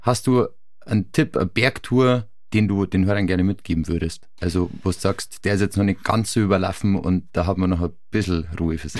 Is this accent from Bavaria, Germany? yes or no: yes; Farchant, Bavaria, Germany; ich bin in Fahrhand aufgewachsen, auch bei Garmisch